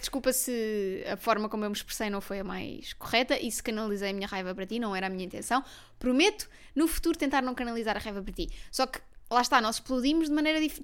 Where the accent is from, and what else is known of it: Portugal